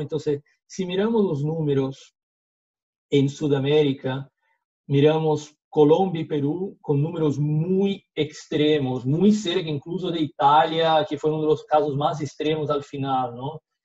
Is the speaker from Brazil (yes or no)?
yes; Brazil; accent: portuñol; Spanish is a second language; soy brasileño, entonces antes de partir ya les pido disculpas por, por el portuñol.